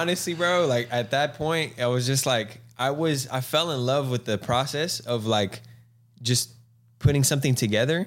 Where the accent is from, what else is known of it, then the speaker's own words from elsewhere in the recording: Galt, California, United States; also born or lived in Lodi, California / Stockton, California; being from the two oh nine, I was born in Lodi, um, uh, raised in Galt